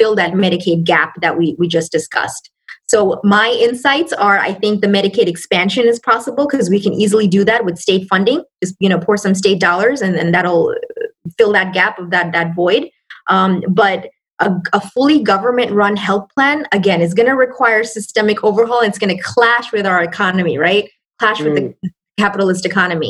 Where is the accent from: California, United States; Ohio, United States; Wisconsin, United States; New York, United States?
New York, United States; New York City; moved away as an adult; also born or lived in Bangladesh; I came to the States. I lived in New York. I'm from New York. So I lived, I came here when I was six, when I was 6 years old.